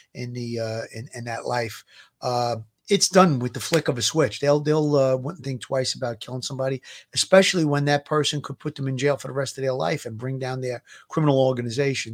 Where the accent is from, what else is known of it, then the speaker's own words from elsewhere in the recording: New York City, New York, United States; growing up in Gravesend